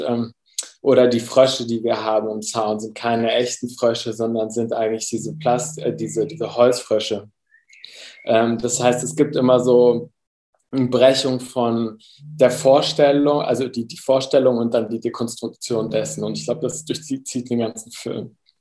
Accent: Germany; also born or lived in Cuba; Meine Mutter, also meine Familie ist Kolumbianer, äh, Kolumbianerin, ich bin aber in Deutschland aufgewachsen.

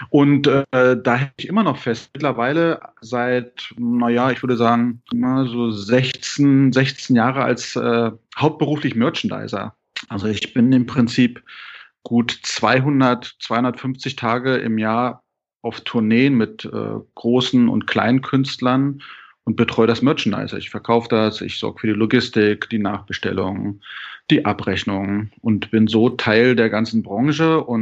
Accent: Saxony-Anhalt, Germany; born there; moved away as an adult; now in Wismar, Germany; das ist also im Osten, im ehemaligen Osten und bin aber vor gut acht Jahren an die Küste gezogen ins wunderschöne Wismar

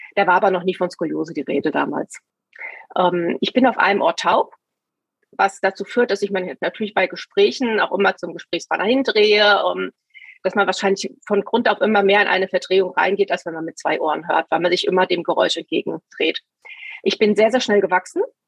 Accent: Taunusstein, Hesse, Germany; ich bin in Taunusstein aufgewachsen

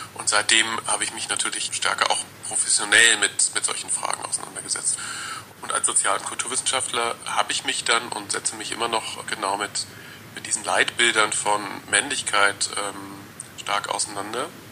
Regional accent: rural southwest Germany, Germany; ich bin im auf dem Land aufgewachsen, äh, so im Südwesten Deutschlands

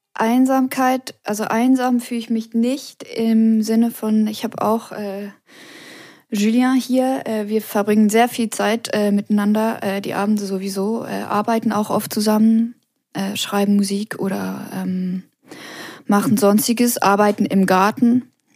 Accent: Switzerland; now in Paris, France; an meiner Heimat, ich vermisse die Natur am meisten

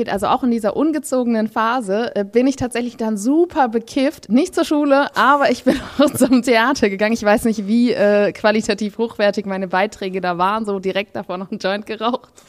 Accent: Berlin, Germany; born there; Genau, ich bin in Berlin-Wedding geboren.

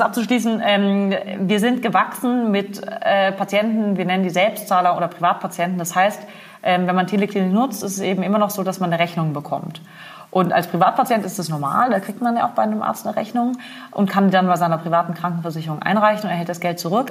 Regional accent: Freiburg im Breisgau, Baden-Württemberg, Germany; moved away as an adult; also born or lived in Berlin; Ich komme ursprünglich aus Freiburg im Breisgau im wunderschönen Schwarzwald. Ähm, bin da zur Schule gegangen

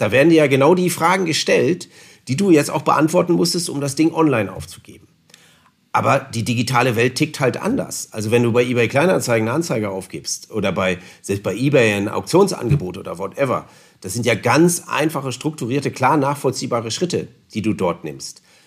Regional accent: Northern Germany, Germany; now in Allgäu, Germany; Ich komme ja nun aus Norddeutschland.

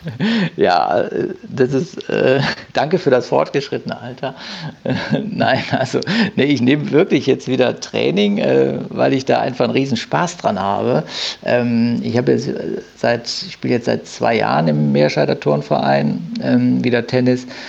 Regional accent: Düsseldorf, North Rhine-Westphalia, Germany; now in Haan, Germany; gebürtig bin ich Düsseldorfer. Ähm, genau, und bin mit meiner Familie dann nach Hahn rausgezogen

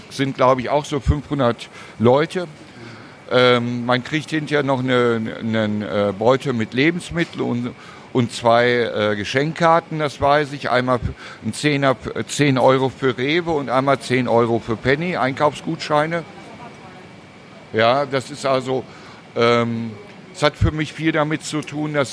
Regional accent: Cologne, North Rhine-Westphalia, Germany; als Stadtbewohner bin ich FC-Fan. Natürlich, das ist, äh, als Kölner muss er ganz für Köln sein.

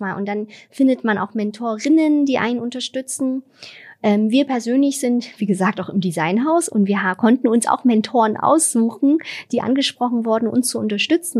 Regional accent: Vietnam; now in Germany; in Vietnam, wo ich herkomme

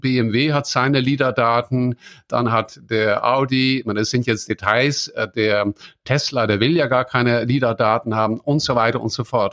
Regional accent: near Maastricht, Limburg, Netherlands; German is a second language; moved away; das ist nicht so weit weg von dort, wo ich geboren bin, in den Niederlanden

